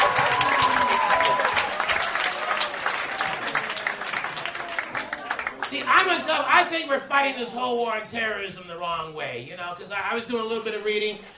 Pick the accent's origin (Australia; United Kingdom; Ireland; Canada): Canada; I was Canadian